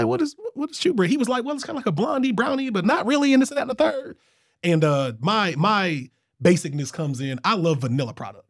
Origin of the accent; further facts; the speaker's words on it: Selma, Alabama, United States; now I'm from the country. I'm from Selma, baby. I got a poster of Selma on my wall.